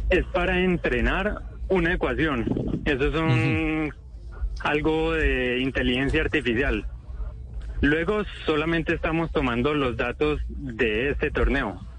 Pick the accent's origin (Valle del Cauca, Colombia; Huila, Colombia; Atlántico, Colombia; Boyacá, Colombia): Valle del Cauca, Colombia; Cali; moved away as an adult; now in Valencia, Spain; Soy de Cali.